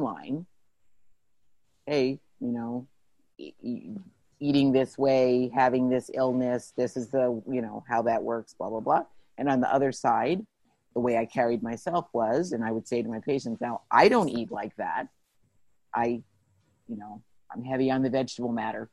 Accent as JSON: {"language": "English", "town": "Plainfield", "region": "New Jersey", "country": "United States", "tie": "born or raised there", "said": "I grew up in New Jersey"}